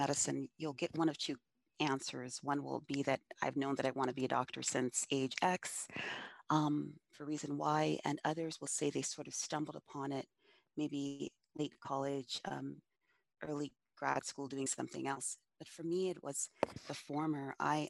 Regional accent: Los Angeles, California, United States; also born or lived in Nigeria; growing up in South Central Los Angeles

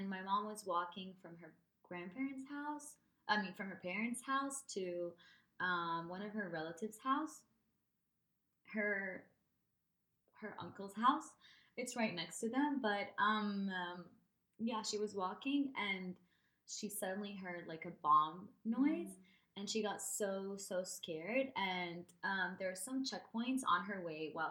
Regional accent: Syria; moved away as an adult; also born or lived in California, United States / Lebanon; I was born in California. And then I grew up in Syria

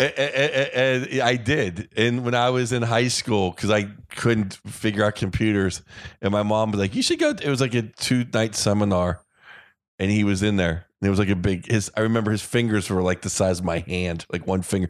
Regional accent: Pittsburgh, Pennsylvania, United States; I grew up in Pittsburgh

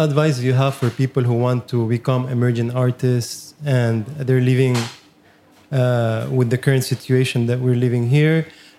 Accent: Venezuela; now in Lebanon; I'm Lebanese, but born and raised in Venezuela.

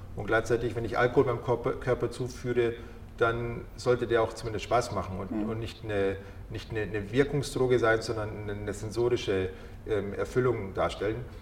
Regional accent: Munich, Bavaria, Germany; ich bin hier geboren, ich bin in München geboren und aufgewachsen.

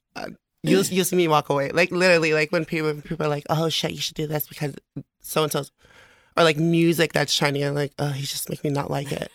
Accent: American Samoa; moved away as an adult; also born or lived in Las Vegas; now in Hayward, United States; I'm originally from American Samoa

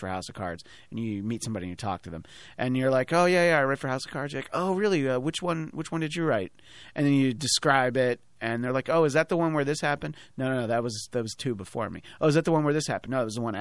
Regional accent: New York, United States; as a New Yorker myself

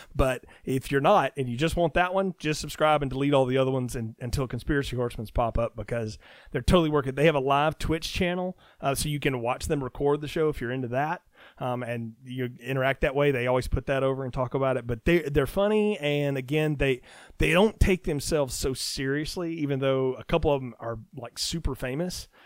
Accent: the South, United States; I'm a Southerner

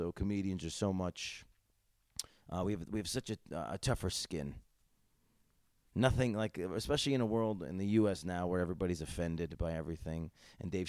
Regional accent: United States; As an American comedian

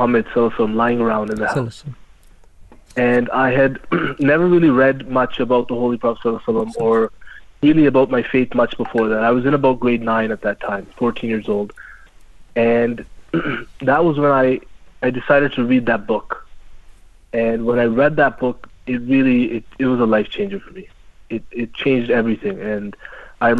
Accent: Canada; I'm born and raised in Canada

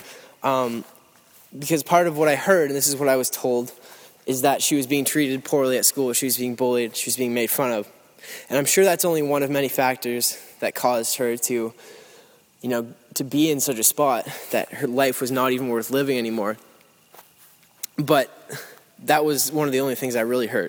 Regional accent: Lindsay, Ontario, Canada; Lindsay, Ontario, which is my hometown. I don't live there anymore. I live like a little ways away from there

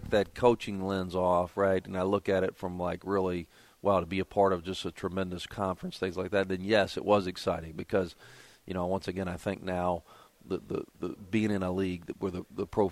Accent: Kingsport, Tennessee, United States; moved away as an adult; now in Boone, United States; I'm from Kingsport, Tennessee, which is just about an hour of the mountain

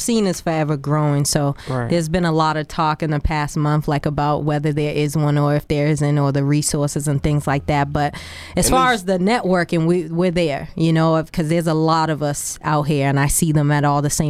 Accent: Boston, Massachusetts, United States; also born or lived in Macon, Georgia; I figure like I'm a part of the whole Massachusetts. I done lived everywhere, but I grew up in Roxbury, born and raised.

